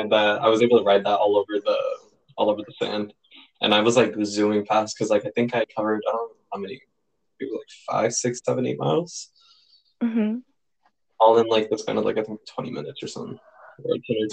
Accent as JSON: {"language": "English", "region": "California", "country": "United States", "tie": "born or raised there", "said": "I was born here in California"}